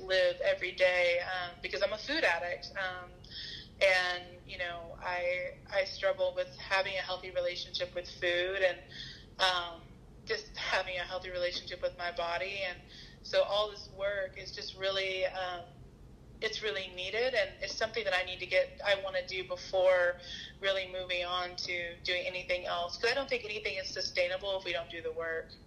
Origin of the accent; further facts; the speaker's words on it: the South, United States; moved away; I'm from the South